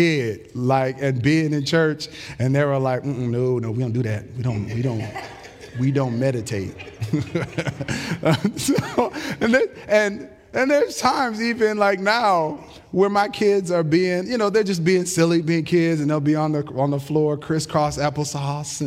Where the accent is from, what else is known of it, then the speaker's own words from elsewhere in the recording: United States; American human beings